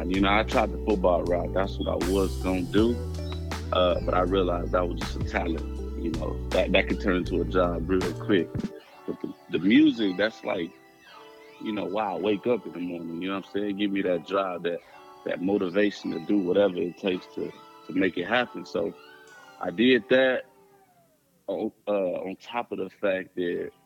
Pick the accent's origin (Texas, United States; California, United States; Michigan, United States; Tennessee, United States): Texas, United States; Austin; I'm from Austin, Texas. Born and raised